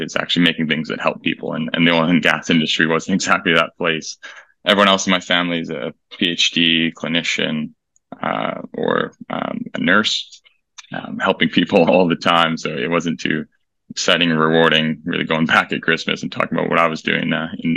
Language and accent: English; Alberta, Canada; moved away as an adult; now in United Kingdom; I grew up in Canada, in Alberta